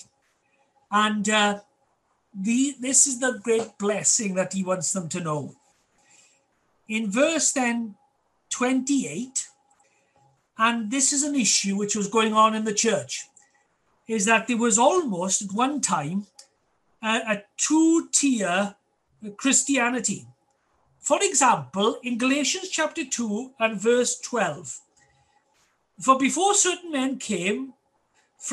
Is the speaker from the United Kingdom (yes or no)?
yes; Wales, United Kingdom; our love for our Welsh heritage and culture